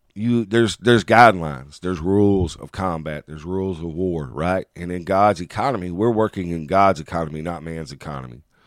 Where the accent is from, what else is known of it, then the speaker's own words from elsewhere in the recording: United States; as American men